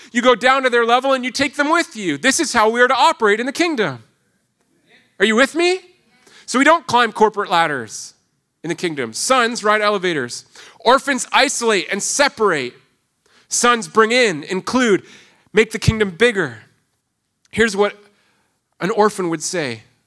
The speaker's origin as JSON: {"language": "English", "town": "Toronto", "region": "Ontario", "country": "Canada", "moved": "yes", "said": "in Ontario, I come from the Greater Toronto Area."}